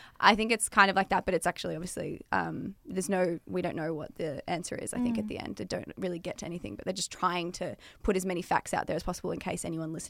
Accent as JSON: {"language": "English", "town": "Melbourne", "region": "Victoria", "country": "Australia", "tie": "born or raised there", "said": "I grew up here in Melbourne."}